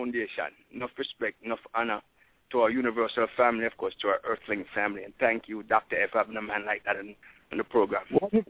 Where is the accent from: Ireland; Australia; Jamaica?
Jamaica; also born or lived in Los Angeles County, California; now in Los Angeles, United States; from Jamaica.